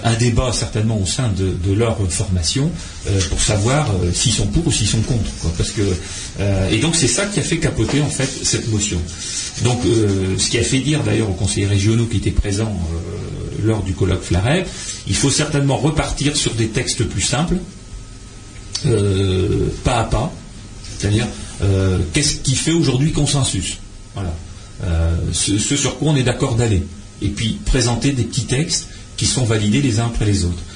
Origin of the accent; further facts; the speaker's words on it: French Flanders, Hauts-de-France, France; chez nous en Flandre